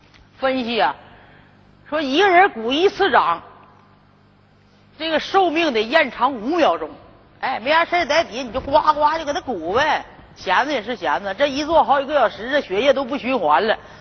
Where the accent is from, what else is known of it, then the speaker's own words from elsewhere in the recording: Northeast China, China; 哎，而且我们东北人呢，哎，在这个这几个最近这个几个月哈，